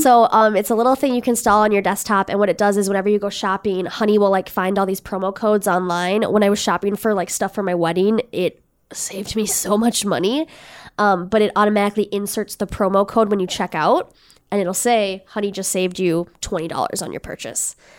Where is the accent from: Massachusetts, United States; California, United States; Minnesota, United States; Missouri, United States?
Minnesota, United States; Red Wing; I grew up in Redwing, Minnesota